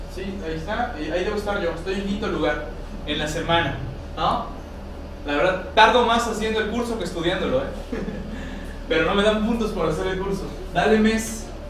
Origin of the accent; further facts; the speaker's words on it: Mexico; nuestra idiosincrasia como mexicano